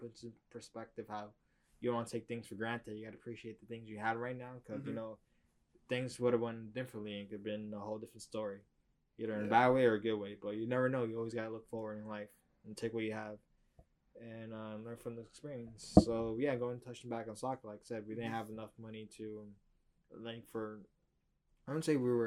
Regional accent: New York City, New York, United States

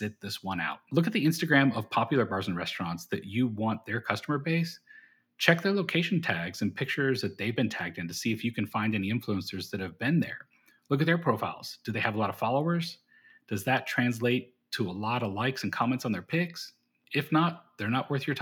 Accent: Austin, Texas, United States; Austin, Texas

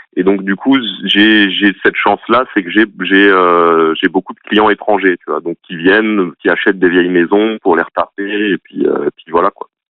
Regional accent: Alsace, Grand Est, France; moved away as an adult; now in Nièvre, France; je viens d'Alsace à la base

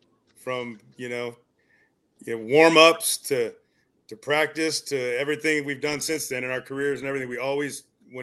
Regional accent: Hastings, Nebraska, United States; I went to high school at Hastings, Nebraska

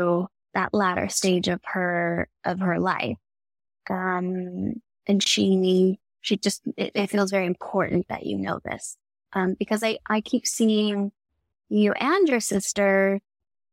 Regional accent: Houston, Texas, United States; I grew up in Houston, Texas

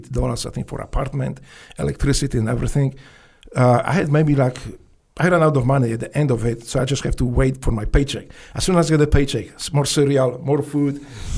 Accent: Poland; English is a second language; moved away as an adult; also born or lived in Memphis, United States; now in United States; I grew up in Poland.

